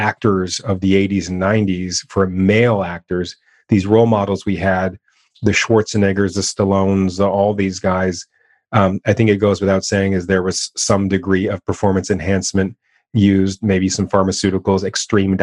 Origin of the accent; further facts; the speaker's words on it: Canada; I'm born and raised in Canada